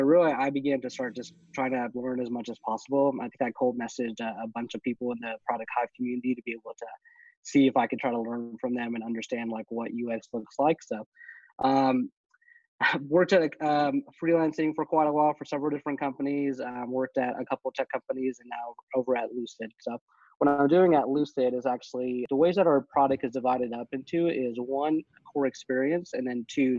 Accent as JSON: {"language": "English", "region": "Texas", "country": "United States", "said": "I'm originally from Texas"}